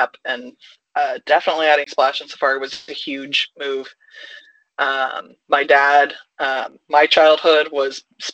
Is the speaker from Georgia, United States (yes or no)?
no; Indiana, United States; I'm from Indiana